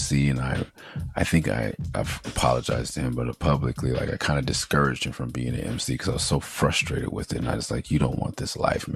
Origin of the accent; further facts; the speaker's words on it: Los Angeles, California, United States; also born or lived in San Fernando Valley, California; growing up in Midtown, being born on Pico and Carmona